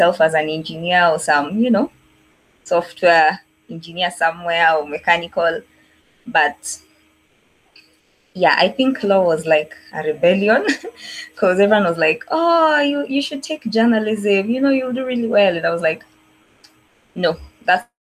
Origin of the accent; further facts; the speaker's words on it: Nairobi, Kenya; also born or lived in Eldoret; I was born in Makadara maternity, raised in Kariobangi for most of my life. So yeah, mtoto wa Islando